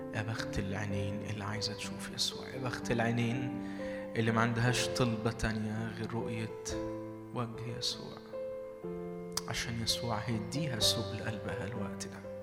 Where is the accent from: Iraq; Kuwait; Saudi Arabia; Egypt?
Egypt; Minya, Minya Governorate; من المنيا